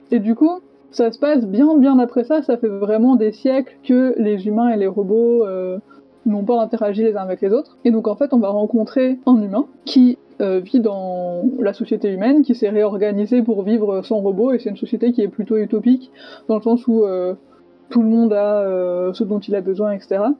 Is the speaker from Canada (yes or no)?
no; Savoie, Auvergne-Rhône-Alpes, France; now in Nancy, France; je suis savoyarde